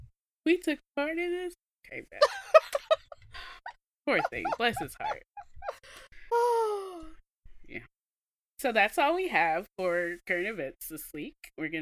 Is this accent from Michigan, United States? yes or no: no; Mississippi, United States; now in Texas, United States; from Mississippi, I just live here.